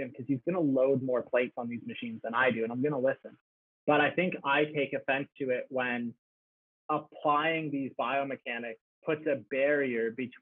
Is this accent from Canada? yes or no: yes; Canada; being Canadian